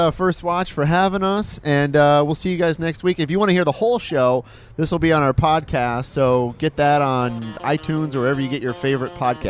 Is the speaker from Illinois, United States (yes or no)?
no; Detroit, Michigan, United States; now in Orlando, United States; Where I grew up in Detroit, I've been home since.